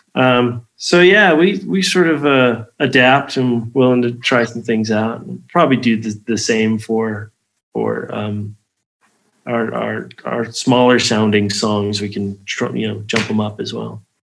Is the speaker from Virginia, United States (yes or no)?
no; Las Vegas, Nevada, United States; also born or lived in Nephi, Utah; I left Las Vegas for two years, um, from '86 to '88